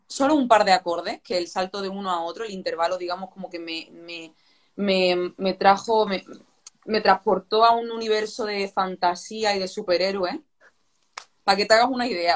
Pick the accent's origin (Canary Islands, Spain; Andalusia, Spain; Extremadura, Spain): Andalusia, Spain; Málaga; moved away as an adult; now in Madrid, Spain